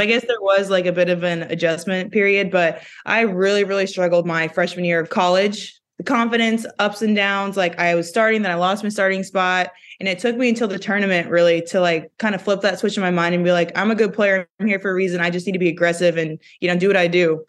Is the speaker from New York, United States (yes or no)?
no; Jefferson City, Missouri, United States; moved away as an adult; also born or lived in Connecticut / Minnesota; now in Minneapolis, United States; we're all from Missouri